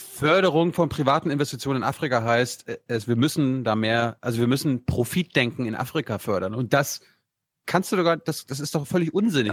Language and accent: German; Mecklenburg-Vorpommern, Germany; Ich komme ja, ich ja aus MacPom von meinem Dorf